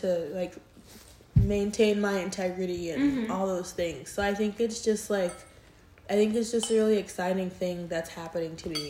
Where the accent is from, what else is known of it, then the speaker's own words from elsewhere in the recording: New York, United States; now in Houston, United States; growing up in New York